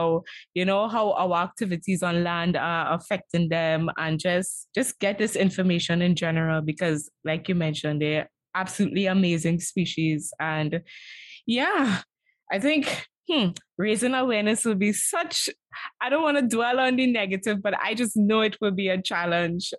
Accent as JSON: {"language": "English", "country": "Trinidad & Tobago", "tie": "born or raised there", "said": "growing up in Trinidad and Tobago"}